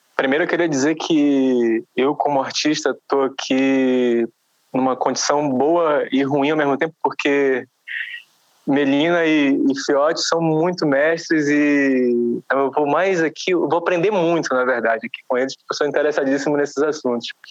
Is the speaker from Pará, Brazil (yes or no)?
yes; Belém, Pará, Brazil; now in São Paulo, Brazil; Eu sou de Belém do Pará